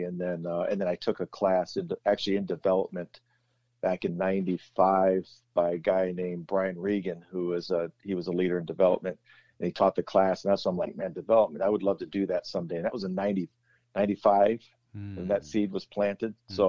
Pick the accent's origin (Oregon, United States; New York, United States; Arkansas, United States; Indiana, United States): Indiana, United States; South Bend; Youngest of five kids, growing up in the shadow of the dome, just across the river off of Portage.